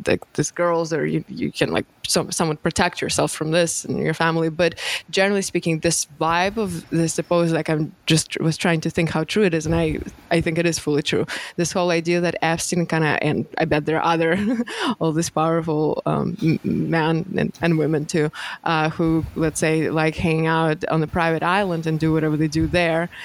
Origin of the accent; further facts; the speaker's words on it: Moscow, Russia; English is a second language; moved away as an adult; I lived my first 20 years, I grew up in Moscow